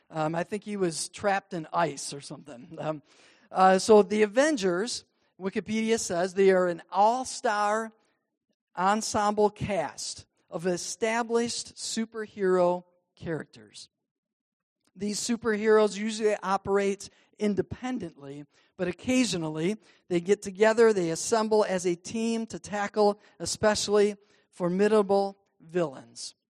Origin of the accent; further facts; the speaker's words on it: Cadillac, Michigan, United States; growing up in the Cadillac Wesleyan Church